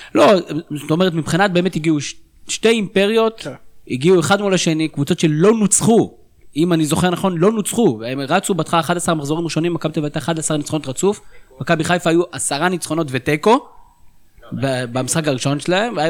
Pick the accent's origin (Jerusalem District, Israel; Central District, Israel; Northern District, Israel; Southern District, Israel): Northern District, Israel; אני בכלל מהצפון